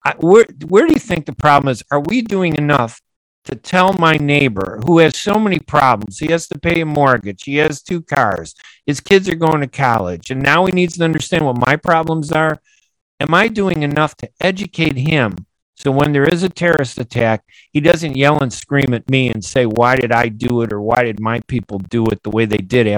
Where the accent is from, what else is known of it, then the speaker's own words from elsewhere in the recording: United States; You know, I'm as American as everybody else. I don't care what they say about whether they like Arabs or Muslims.